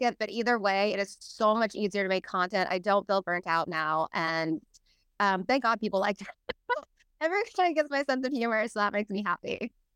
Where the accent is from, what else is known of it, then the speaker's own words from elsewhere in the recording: Salinas, California, United States; moved away; I grew up in Salinas